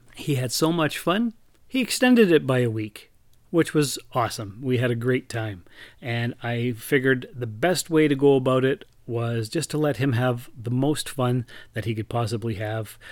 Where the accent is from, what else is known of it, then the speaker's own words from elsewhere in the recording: Sault Ste. Marie, Ontario, Canada; moved away; also born or lived in Timmins; I moved from Timmins back to my hometown of Sault Ste. Marie at the beginning of April